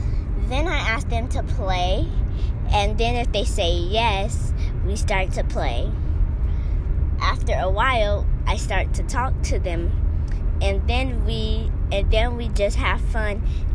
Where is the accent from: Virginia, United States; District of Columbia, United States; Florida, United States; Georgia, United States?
Georgia, United States; Atlanta; I'm from Atlanta, Georgia, and I'm 9 years old.